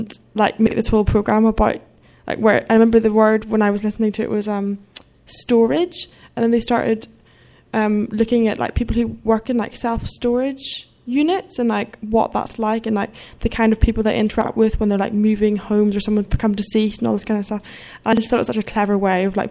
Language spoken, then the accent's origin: English; Northern Ireland, United Kingdom; I grew up in Northern Ireland